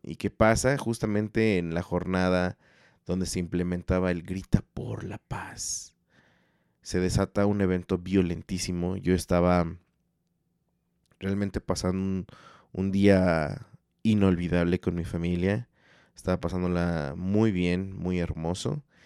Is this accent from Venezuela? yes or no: no; Mexico; somos mexicanos